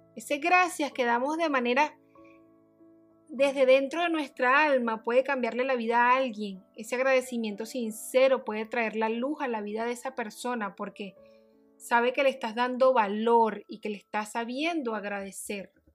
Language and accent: Spanish; Barquisimeto, Lara, Venezuela; Nací en Barquisimeto, Venezuela